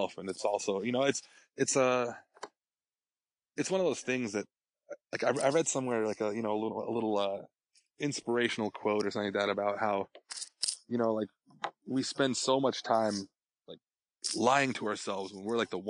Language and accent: English; Colorado, United States; moved away; I grew up in Colorado